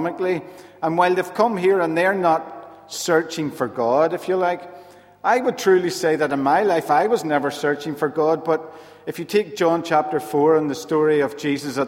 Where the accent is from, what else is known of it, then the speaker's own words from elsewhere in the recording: Rathcoole, Northern Ireland, United Kingdom; also born or lived in Dungannon; now in Belfast, United Kingdom; I'm originally from Rathcoole, so I've moved back to the city after 24 years of being away